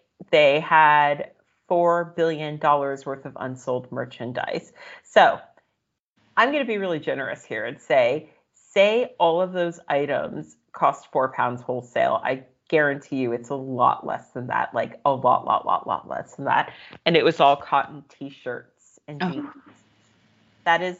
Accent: United States; as an American

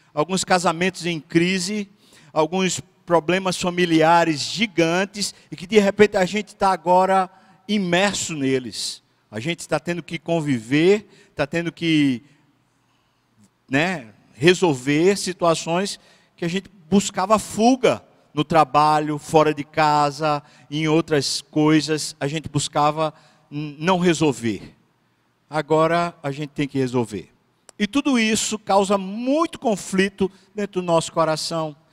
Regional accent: Brazil; Eu moro aqui. Eu sou brasileiro

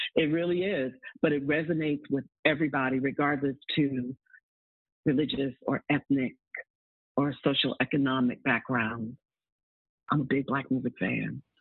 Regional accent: New York City, New York, United States; I'm a native Harlemite. I grew up in the Bronx and Harlem in New York

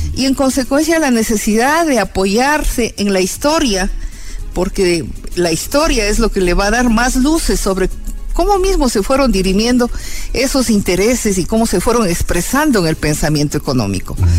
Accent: El Quinche, Pichincha, Ecuador; also born or lived in Pifo / Pintag; nos fuimos a vivir en el quinche y en el quinche yo estuve de primero a quinto grado

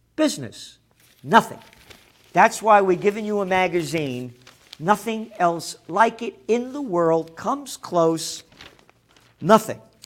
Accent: United States; I'm an American

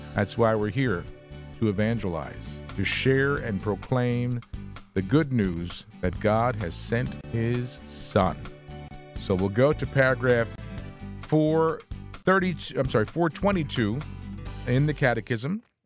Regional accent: Bergen County, New Jersey, United States; I was born in Jersey City, 'cause we were, well, my family lived up in, in the Bergen County

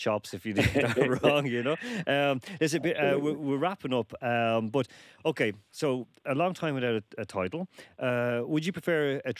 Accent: Dublin, Leinster, Ireland; I said, "From Dublin."

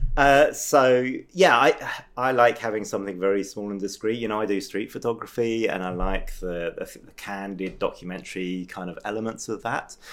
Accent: England, United Kingdom; moved away as an adult; now in France; I'm from England originally

